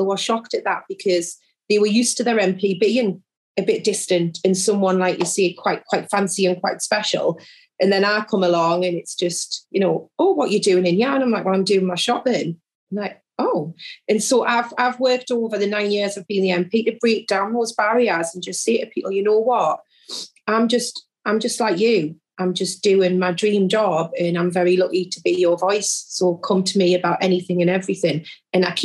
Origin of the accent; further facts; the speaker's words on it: Jarrow, North East England, United Kingdom; also born or lived in South Shields; I grew up in South Tyneside, which, so my constituency is part of that borough. So I grew up in the neighbouring constituency, Jarrow.